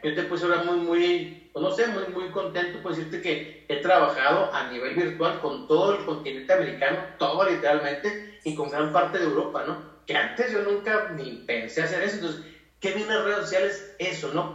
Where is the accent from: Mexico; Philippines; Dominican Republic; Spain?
Mexico; Chihuahua; soy de México, de Chihuahua, Chihuahua, México